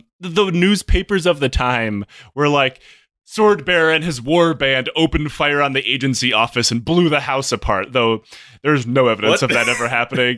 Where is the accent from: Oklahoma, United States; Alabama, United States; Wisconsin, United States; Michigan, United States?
Oklahoma, United States; What's a mountain? I'm from Oklahoma.